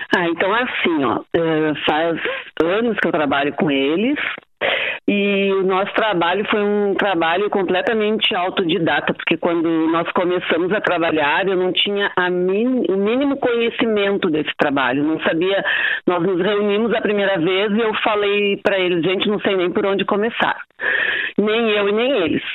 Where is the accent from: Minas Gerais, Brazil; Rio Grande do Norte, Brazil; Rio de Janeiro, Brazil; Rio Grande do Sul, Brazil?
Rio Grande do Sul, Brazil; Porto Alegre; moved away as an adult; now in Santana do Livramento, Brazil; eu sou porto-alegrense. E hoje, há 42 anos, eu moro em Livramento